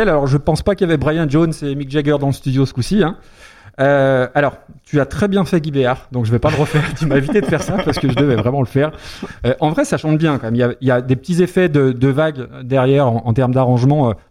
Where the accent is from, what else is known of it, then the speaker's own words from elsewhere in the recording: Lyon, Auvergne-Rhône-Alpes, France; Je suis lyonnais.